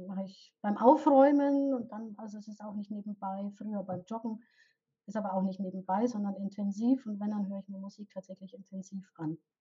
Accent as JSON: {"language": "German", "region": "Bavaria", "country": "Germany", "tie": "born or raised there", "accent": "Bavarian", "said": "Ich komme aus Bayern, ich bin in Bayern aufgewachsen und lebe hier auch"}